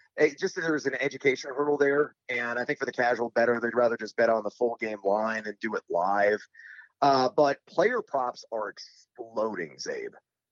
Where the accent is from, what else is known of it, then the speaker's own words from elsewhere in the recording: Champaign, Illinois, United States; I went to the University of Illinois. I'm from Champaign, Illinois.